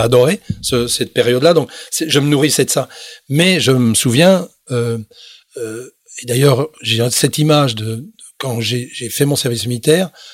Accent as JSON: {"language": "French", "country": "Belgium", "also_born_or_lived": "Toronto, Canada / Montreal, Canada / Quebec City, Canada", "moved": "as an adult", "said": "je suis rentré chez moi en Belgique"}